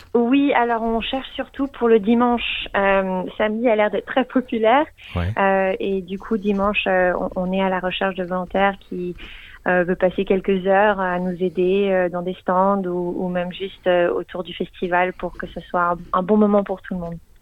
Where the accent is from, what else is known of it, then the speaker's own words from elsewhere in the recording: Geneva, Switzerland; now in Melbourne, Australia; je viens de Genève, donc je parle français.